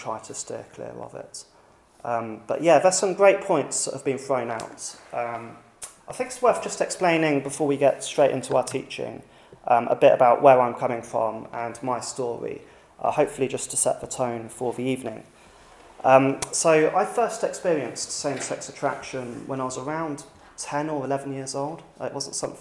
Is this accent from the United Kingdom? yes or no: yes; United Kingdom; Being British